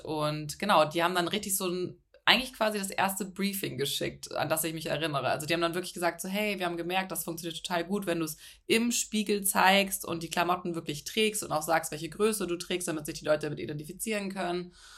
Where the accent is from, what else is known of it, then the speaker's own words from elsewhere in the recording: Hamburg, Germany; moved away as an adult; also born or lived in Munich; ich komme aus Hamburg, bin nach München gezogen für ein Praktikum